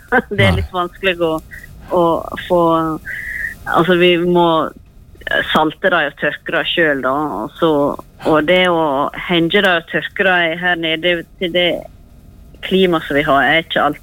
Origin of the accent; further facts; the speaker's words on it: Norway; Jeg var nå hjemme i Norge i mars, april, mai. Og det var kjekt å komme hjem igjen og se snøen.